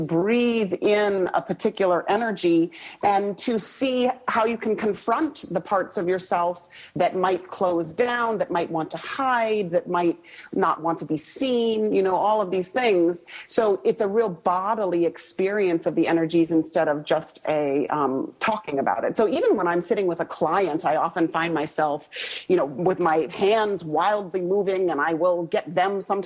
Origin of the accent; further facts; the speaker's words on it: Fargo, North Dakota, United States; I grew up in Fargo, North Dakota, which was a rather conservative place to grow up